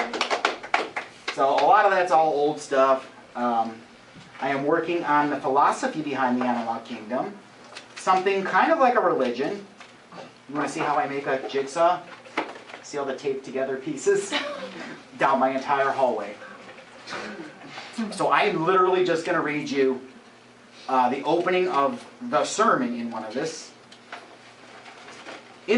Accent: Madison, Ohio, United States; I grew up in Madison, so I spent most of my childhood working in all those bars

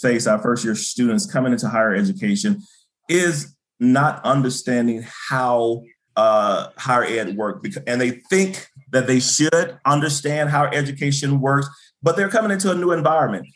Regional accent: Birmingham, Alabama, United States; moved away as an adult; also born or lived in Kentucky; I'm originally from uh, Birmingham, Alabama. That's why I was born. That's why I grew up.

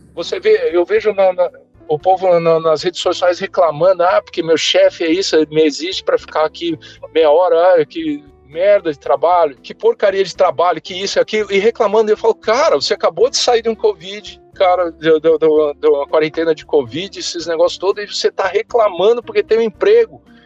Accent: São Paulo, Brazil; moved away as an adult; also born or lived in Volta Redonda, Rio de Janeiro / Balneário Camboriú, Santa Catarina; eu nasci em Volta Redonda, estado do Rio de Janeiro, fui criado boa parte da minha vida, né, minha, até minha adolescência, até, até o início da faculdade em São Paulo

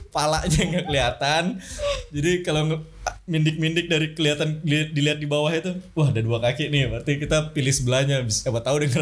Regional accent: Jambi, Indonesia; now in Jakarta, Indonesia; kan gue nggak asli Jakarta ya, ada suatu daerah lah di Sumatera. Jambi.

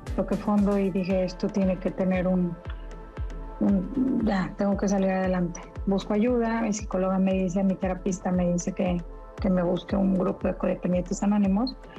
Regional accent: Monterrey, Nuevo León, Mexico; Yo soy de Monterrey

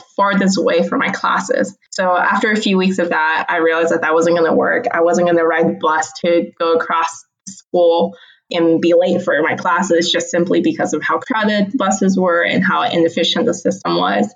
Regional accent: Houston, Texas, United States; moved away as an adult; also born or lived in Charlotte, North Carolina; now in North Carolina, United States; I'm actually from Houston, Texas

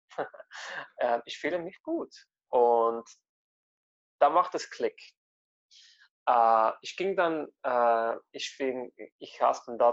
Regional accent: Italy; man ist ganz anders aufgewachsen, die, ich bin ja Italiener, also die italienischen Esstraditionen und Kulturen.

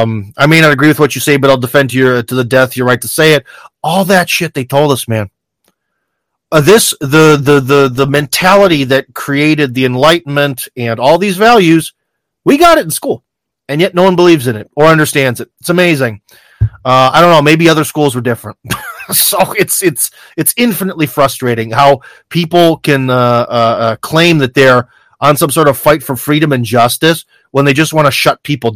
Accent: United States; now in Russia; as an American

